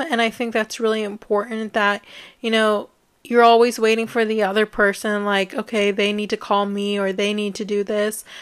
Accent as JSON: {"language": "English", "country": "United States", "tie": "born or raised there", "said": "growing up in the United States"}